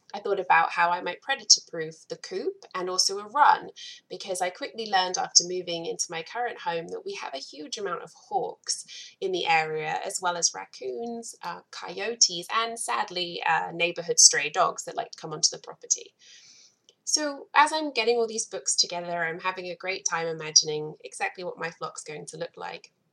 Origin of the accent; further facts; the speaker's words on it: England, United Kingdom; moved away as an adult; also born or lived in Providence, Rhode Island / Atlanta, Georgia; now in Akron, United States; I'm not native. I am originally from England and I moved to the US about 11 years ago now